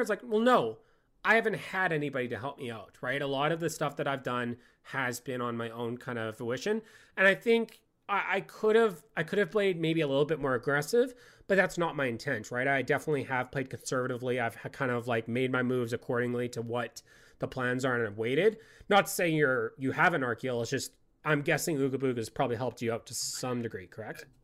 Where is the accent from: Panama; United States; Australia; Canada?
Canada; I hail from the Great White North